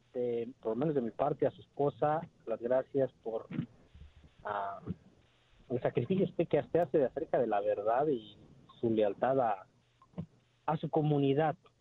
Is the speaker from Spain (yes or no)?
no; Mexico; now in United States